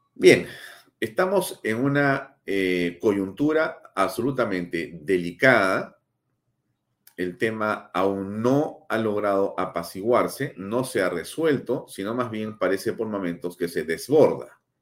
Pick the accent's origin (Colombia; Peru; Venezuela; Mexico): Peru; mi país